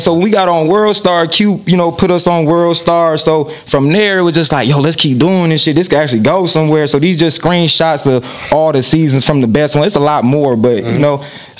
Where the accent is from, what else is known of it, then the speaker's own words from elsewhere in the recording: Fort Wayne, Indiana, United States; Man, it was different, man. You know, because Fort Wayne, like, in the early, you know, because I'm born in 94